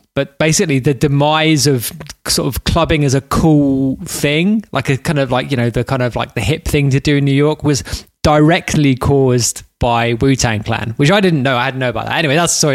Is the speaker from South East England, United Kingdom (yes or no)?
no; London, United Kingdom; I'm from London